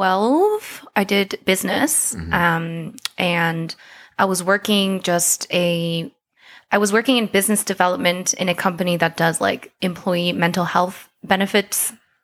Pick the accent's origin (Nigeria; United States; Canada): Canada; Calgary, Alberta; also born or lived in South Korea / London; I was born in South Korea. Oh, okay. Yes, but I was raised in Calgary. I moved here when I was 8.